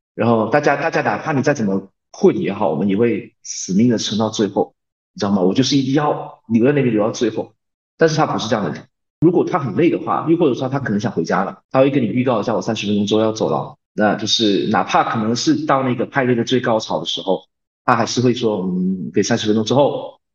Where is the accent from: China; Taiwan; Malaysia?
Malaysia; moved away as an adult; now in South Korea; 因为我打小就在马来西亚那边说，学习。然后到高中的时候也是有在不停地学，就是我们那边的教育是这样